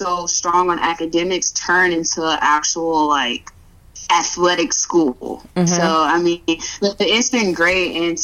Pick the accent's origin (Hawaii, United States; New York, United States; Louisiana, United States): Louisiana, United States; Baton Rouge; moved away; I'm from Baton Rouge, Louisiana, from down south